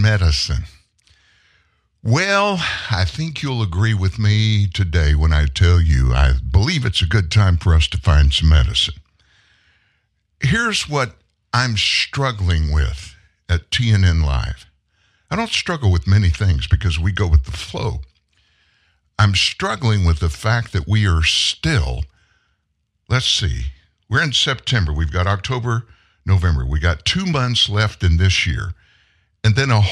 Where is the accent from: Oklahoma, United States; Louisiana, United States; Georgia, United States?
Louisiana, United States; South; I grew up in South Louisiana, very Catholic part of the country